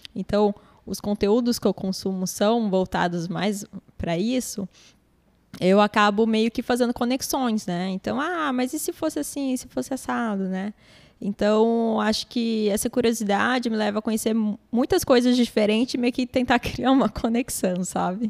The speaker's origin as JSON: {"language": "Portuguese", "country": "Brazil", "tie": "born or raised there", "said": "minha família é árabe, cresci aqui no Brasil"}